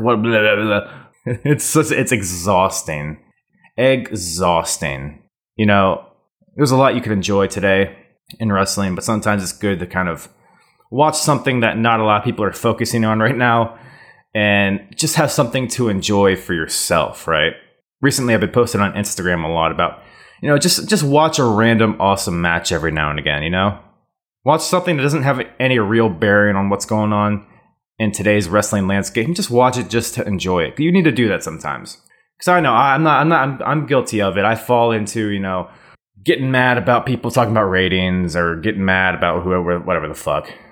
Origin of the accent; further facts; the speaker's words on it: United States; now in Virginia, United States; as an American